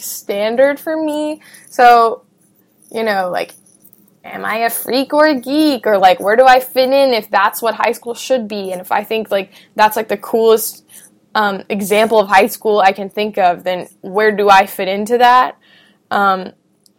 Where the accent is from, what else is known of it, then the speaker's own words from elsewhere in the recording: United States; I grew up in America